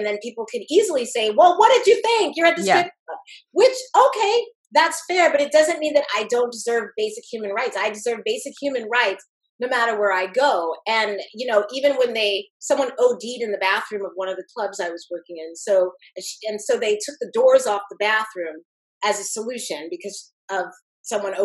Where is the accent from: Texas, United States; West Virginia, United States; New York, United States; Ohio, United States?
New York, United States; New York City; growing up in Queens